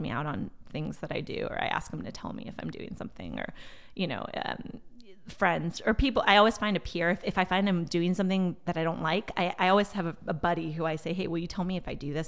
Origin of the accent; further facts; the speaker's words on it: Bay Area, California, United States; first language Portuguese; English is a second language; also born or lived in Brazil / Stanford, California; I moved, uh, back to the Bay Area when I was six and basically was raised here